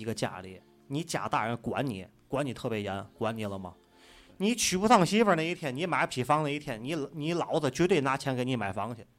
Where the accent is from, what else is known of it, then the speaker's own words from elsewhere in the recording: China; 我是土生土长的中国人。